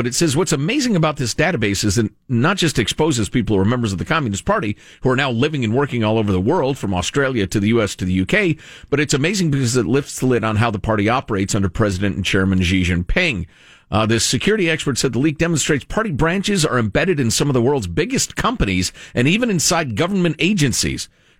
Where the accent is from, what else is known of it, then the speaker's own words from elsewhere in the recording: Midwest, United States; I am a Midwesterner